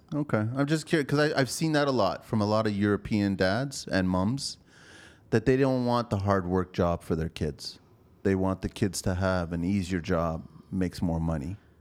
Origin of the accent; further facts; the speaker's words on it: Canada; also born or lived in Pico, Azores, Portugal (family); I'm a Canadian